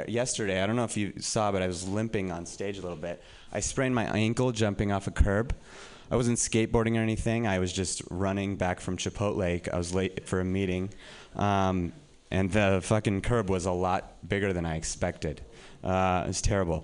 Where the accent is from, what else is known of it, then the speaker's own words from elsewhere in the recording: Reno, Nevada, United States; moved away as an adult; now in San Francisco, United States; I'm from Reno